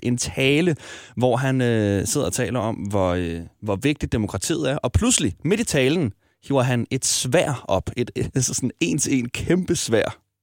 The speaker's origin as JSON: {"language": "Danish", "town": "Smørum", "region": "Capital Region of Denmark", "country": "Denmark", "tie": "born or raised there", "said": "Nu er jeg vokset op i Smørum, en lille forstad uden for Ballerup"}